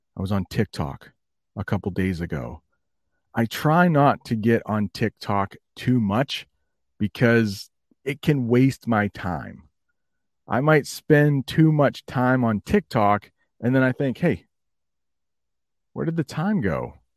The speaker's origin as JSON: {"language": "English", "country": "United States", "said": "as an American"}